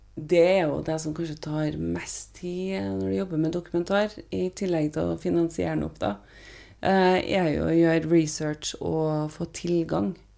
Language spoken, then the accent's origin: Norwegian; Trondheim, Trøndelag, Norway; moved away as an adult; also born or lived in United States; hvordan jeg vokste opp i, i Trondheim